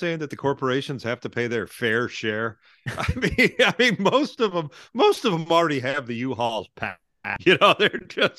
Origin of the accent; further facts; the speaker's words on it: outside Detroit, Michigan, United States; I grew up outside Detroit.